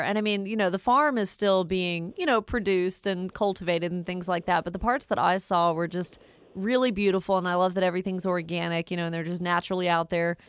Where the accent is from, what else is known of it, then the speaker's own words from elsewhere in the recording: Woodstock, Georgia, United States; Really glad to have Lauren on the line calling from my hometown of Woodstock.